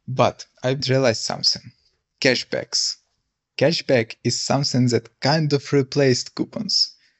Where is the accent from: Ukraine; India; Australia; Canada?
Ukraine; English is a second language; now in Portugal; I'm originally from Ukraine, but right now I'm in Portugal. Because of war that Russia is waging on Ukraine continues.